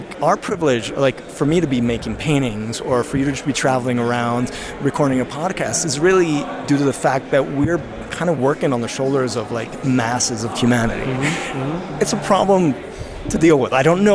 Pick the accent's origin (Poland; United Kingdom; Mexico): Mexico; Mexico City; I grew up here. I was born in Mexico